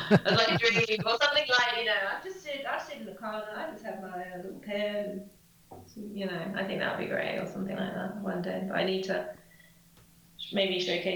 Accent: England, United Kingdom; in England as well, we're such a small country

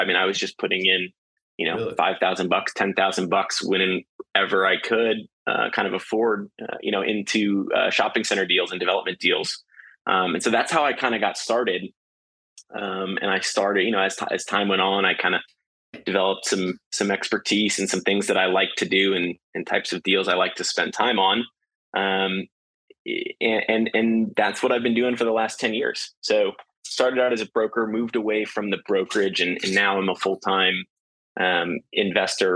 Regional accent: St. Louis, Missouri, United States; moved away as an adult; also born or lived in Houston, Texas; now in Austin, United States; I was born and raised in St. Louis, Missouri, moved to Austin in 2009 to go to UT and study finance

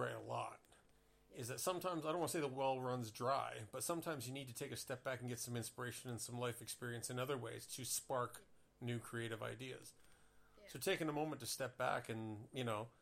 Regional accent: Toronto, Ontario, Canada; now in Hanover, Germany; I live in Hanover, Germany, for those who don't know. Yeah. But I'm originally from Toronto

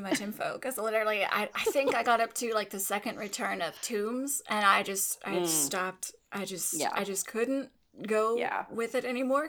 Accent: Texas, United States; I'm from Texas.

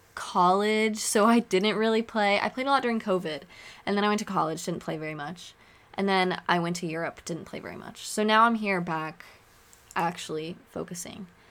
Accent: Oregon, United States; moved away as an adult; also born or lived in Chicago / London; now in Arizona, United States; I grew up in Oregon. I lived in Oregon all my life.

